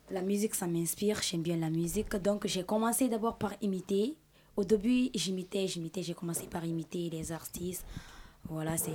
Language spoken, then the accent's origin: French; Guinea; French is a second language; Je viens de la Guinée-Conakry.